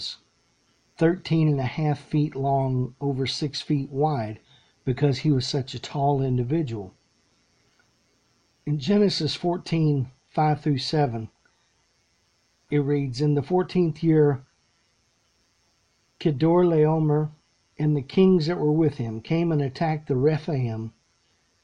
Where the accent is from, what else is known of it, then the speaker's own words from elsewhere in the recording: Lexington, Texas, United States; Back where I grew up, there up in Central Texas